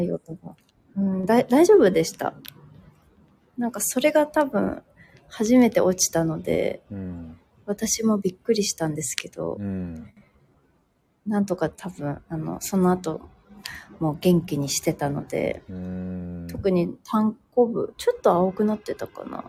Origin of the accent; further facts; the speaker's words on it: Tajimi, Gifu, Japan; moved away as an adult; now in Singapore; 岐阜の多治見出身なんですけど、多治見まで帰るので